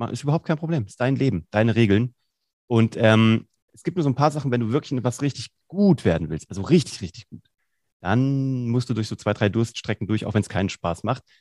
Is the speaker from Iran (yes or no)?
no; Vellmar, Hesse, Germany; in so einem Jugendprojekt in Kassel, wo ich herkomme, eigentlich in Fellmer, in der Stadt Fellmer.